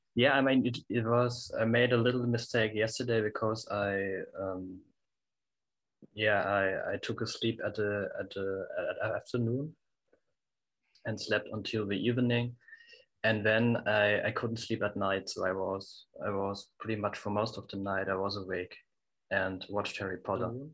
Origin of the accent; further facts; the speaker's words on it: Germany; I'm from Germany